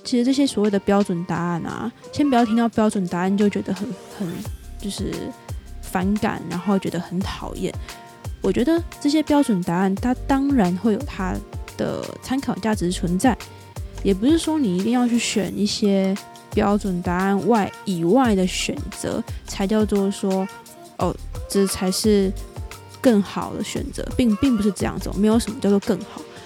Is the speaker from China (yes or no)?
no; Taiwan; 我是台湾人